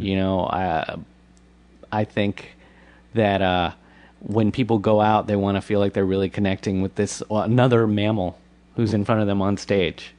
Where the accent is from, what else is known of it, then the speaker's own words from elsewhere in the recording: Washington, District of Columbia, United States; also born or lived in Bethesda, Maryland; I was raised in uh, in the nation's capital.